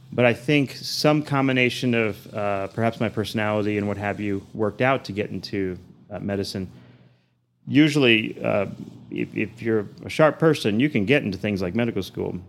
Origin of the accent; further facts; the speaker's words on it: Houston, Texas, United States; moved away as an adult; also born or lived in New Orleans; now in Amarillo, United States; I grew up in Houston. I was there since probably the age of around two, and uh, Southwest Houston area.